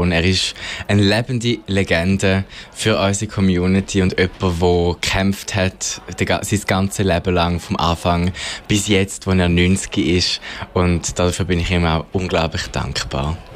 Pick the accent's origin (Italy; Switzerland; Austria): Switzerland; Bülach, Zurich; ich komme aus Bülach, also aus Zürich, bin 25